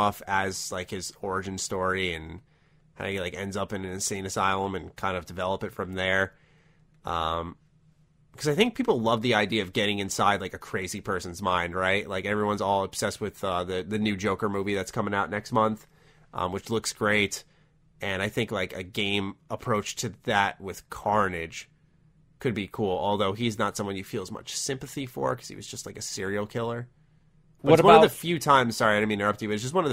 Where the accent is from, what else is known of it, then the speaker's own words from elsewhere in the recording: New York, United States; I'm a New Yorker